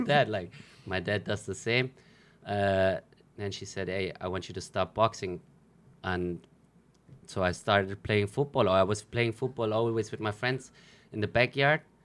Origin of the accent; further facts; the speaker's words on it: Germany; first language German; English is a second language; moved away as an adult; now in Philippines; I grew up in Germany